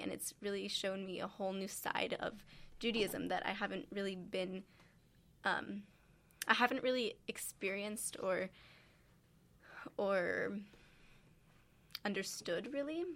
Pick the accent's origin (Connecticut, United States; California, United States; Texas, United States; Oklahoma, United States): California, United States; I'm from California